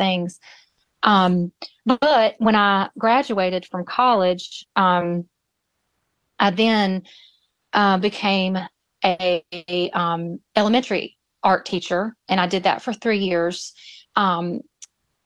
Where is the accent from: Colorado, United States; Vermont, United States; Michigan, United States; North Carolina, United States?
North Carolina, United States; Moore County; born or raised there; also born or lived in Greensboro, North Carolina; now in Wallace, United States